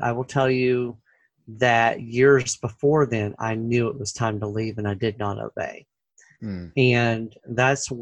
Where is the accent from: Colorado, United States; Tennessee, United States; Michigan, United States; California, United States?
Tennessee, United States; Memphis; moved away as an adult; now in St. Louis, United States; I was born and raised in Memphis